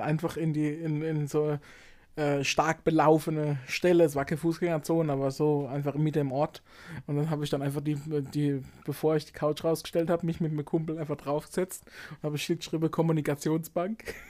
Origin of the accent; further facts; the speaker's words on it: Baden-Württemberg, Germany; bei uns in Baden-Württemberg